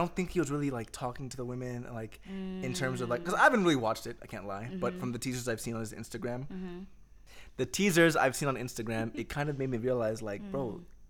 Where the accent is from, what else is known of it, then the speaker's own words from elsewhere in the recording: United States; now in Kenya; I come from the States